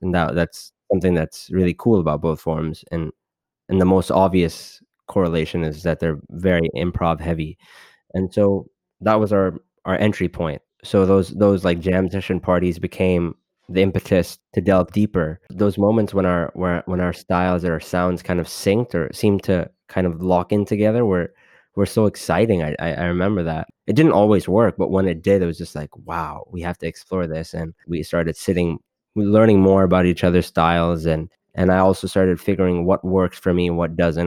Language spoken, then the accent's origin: English; Los Angeles, California, United States; being born and brought up in Los Angeles